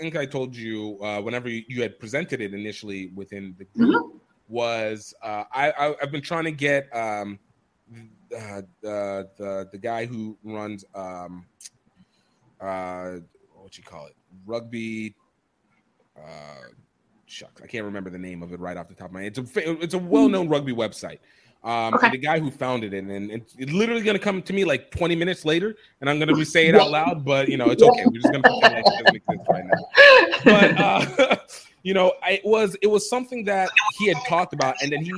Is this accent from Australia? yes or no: no; Nigeria; moved away; as a Nigerian